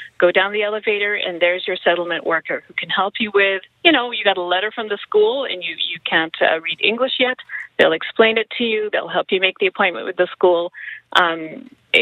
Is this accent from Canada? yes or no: yes; Canada; I was born here. My parents are immigrants